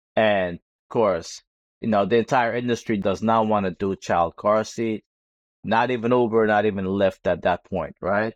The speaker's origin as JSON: {"language": "English", "town": "New York City", "region": "New York", "country": "United States", "said": "being a New Yorker"}